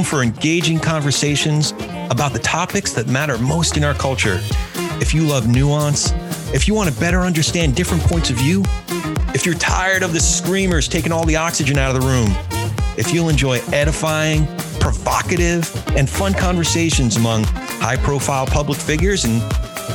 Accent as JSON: {"language": "English", "region": "New Jersey", "country": "United States", "tie": "born or raised there", "said": "my hometown in New Jersey"}